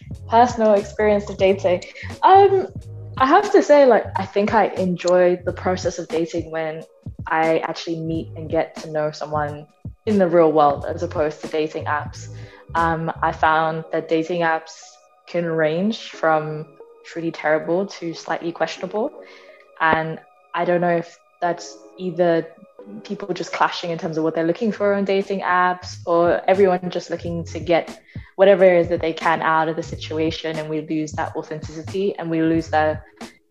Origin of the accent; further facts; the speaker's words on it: London, United Kingdom; moved away as an adult; So I'm born and raised in London, UK.